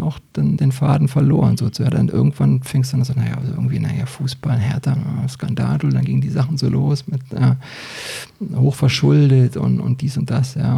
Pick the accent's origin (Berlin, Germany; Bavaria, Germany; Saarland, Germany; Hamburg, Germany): Berlin, Germany; moved away as an adult; now in Hesse, Germany; ich habe äh, zum Schluss ähm, in Britz gewohnt, ja, also ich komme da unten aus der Ecke, so Britzburg-Rudo